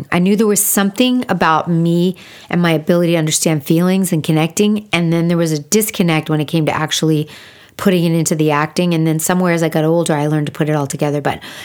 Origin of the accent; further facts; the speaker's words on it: West Hollywood, California, United States; I grew up pretty much in like West Hollywood